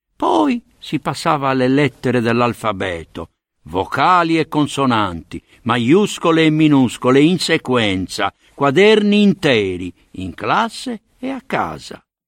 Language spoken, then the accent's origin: Italian; Sardinia, Italy; accent: Sardinian; also born or lived in Sicily; ero Usardignolu, anche se portavo un cognome siciliano, e il mio accento e il mio orgoglio erano palesemente sardi